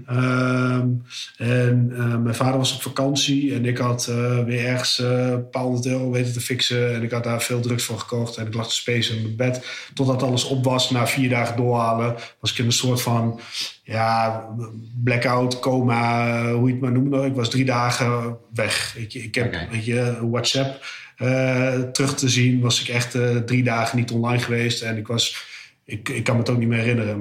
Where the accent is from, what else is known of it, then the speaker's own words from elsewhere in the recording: Almelo, Overijssel, Netherlands; moved away as an adult; now in Almere, Netherlands; ik ben opgegroeid in Almelo, ruim 30 jaar gewoond